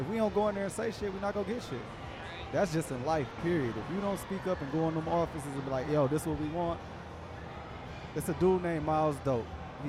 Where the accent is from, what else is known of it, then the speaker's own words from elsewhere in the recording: Detroit, Michigan, United States; I'm from Joy Road.